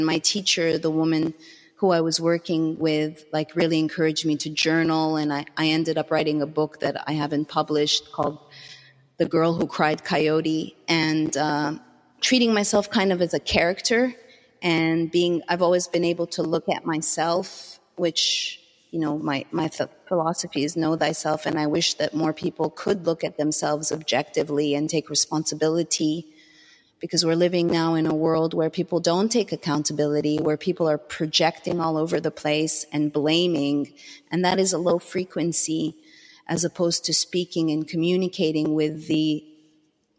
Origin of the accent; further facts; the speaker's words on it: Canada; moved away as an adult; now in Los Angeles, United States; as a Canadian, again, having grown up, have been raised taking, I guess, health for granted